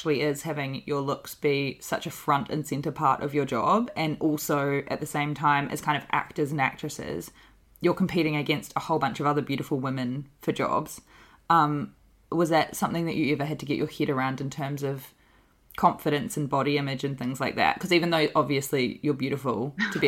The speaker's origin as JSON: {"language": "English", "country": "New Zealand", "moved": "yes", "said": "I'm Indigenous New Zealander. I'm part Māori, but like growing up very light skinned and growing up with my white mum"}